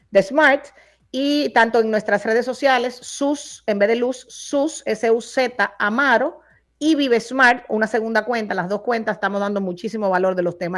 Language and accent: Spanish; Dominican Republic; now in Miami, United States; Mira, como yo vivo en Miami, pero como dominicana voy como una vez al trimestre